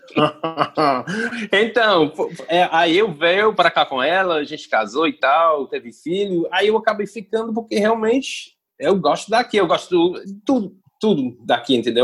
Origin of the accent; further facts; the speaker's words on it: England, United Kingdom; Portuguese is a second language; moved away as an adult; now in Ceará, Brazil; eu sou inglês